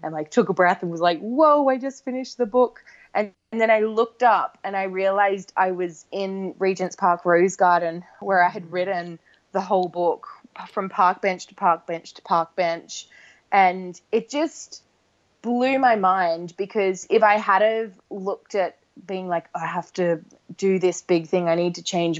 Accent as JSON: {"language": "English", "country": "Australia", "moved": "yes", "lives_now": "London, United Kingdom", "said": "I'm from Australia originally"}